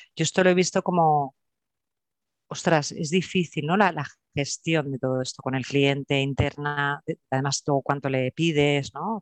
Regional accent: Barcelona, Catalonia, Spain; also born or lived in Terrassa; soy de, Barcelona, nací en Barcelona, ahora vivo en Tarrasa y, con raíces andaluzas y extremeñas

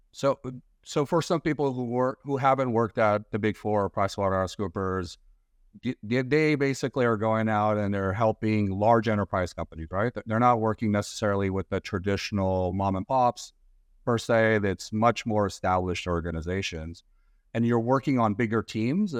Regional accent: Glendale, California, United States; I'm from Glendale

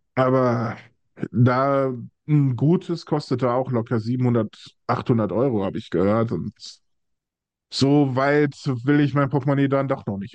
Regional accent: Essen, North Rhine-Westphalia, Germany; Ich äh, bin ein Ruhrpottkind. Ich komme aus dem tiefsten Ruhrgebiet, nämlich Essen

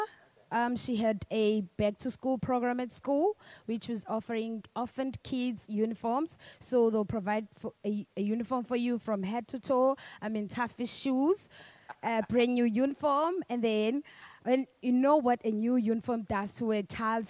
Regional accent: Durban, KwaZulu-Natal, South Africa; I'm from Amaoti, a township just outside Durban

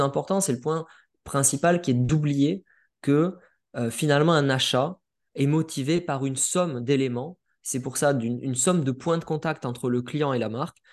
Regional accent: Perpignan, Occitania, France; je viens de Perpignan, de Perpignan

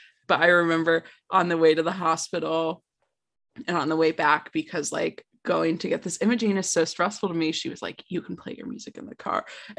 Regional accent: Connecticut, United States; I'm from Connecticut.

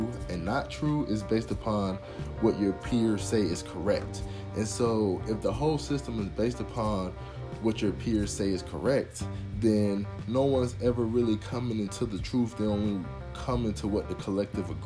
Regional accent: United States; born and raised in America

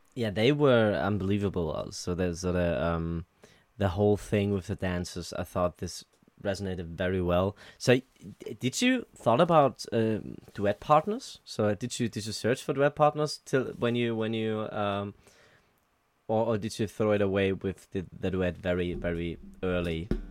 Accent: Germany; I'm from Germany

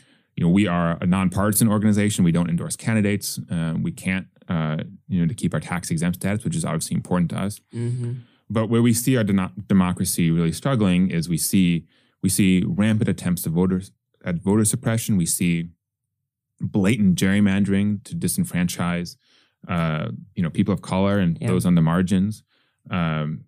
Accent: Wisconsin, United States; I come from Wisconsin, where up until a couple of years ago, it was a single party state

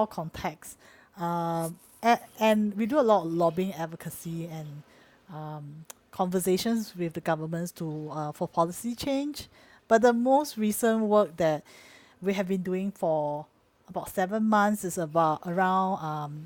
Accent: Singapore; I grew up from Singapore

